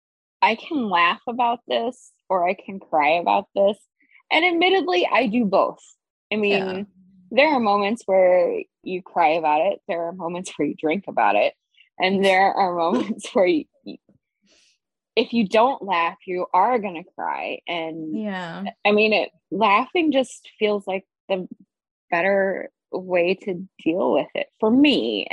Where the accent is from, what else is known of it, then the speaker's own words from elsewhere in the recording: Iowa, United States; moved away as an adult; also born or lived in North Carolina; I'm from Iowa. Born and raised in Hawkeye country